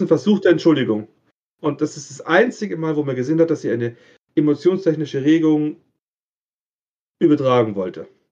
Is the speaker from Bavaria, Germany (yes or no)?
yes; Bavaria, Germany; Ich komme aus Bayern